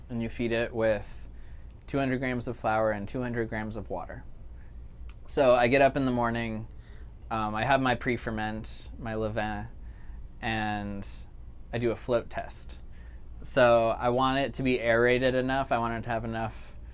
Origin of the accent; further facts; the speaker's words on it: Chicago, Illinois, United States; also born or lived in New York City; now in Jackson, United States; I grew up in Chicago and lived in New York City for a while